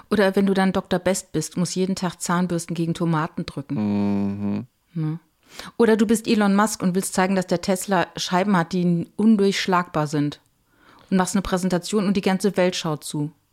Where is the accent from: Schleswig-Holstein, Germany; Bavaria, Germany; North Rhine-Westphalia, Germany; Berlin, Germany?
North Rhine-Westphalia, Germany; Cologne; ich kenne das als Kölner